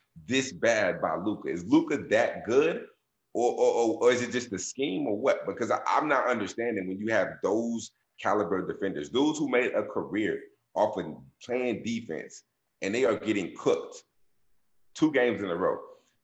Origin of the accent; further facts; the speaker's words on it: Dallas, Texas, United States; I'm from Dallas.